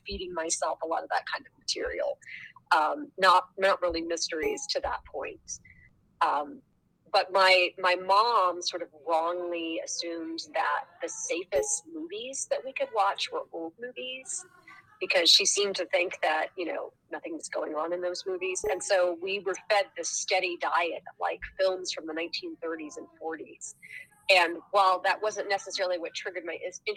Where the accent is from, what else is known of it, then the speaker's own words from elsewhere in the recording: South Texas, United States; moved away as an adult; now in Pennsylvania, United States; I grew up in South Texas